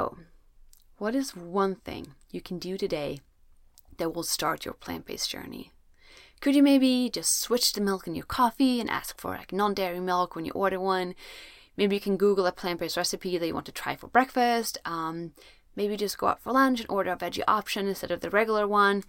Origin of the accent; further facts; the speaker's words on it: Sweden; I'm from Sweden, where it's usually very cold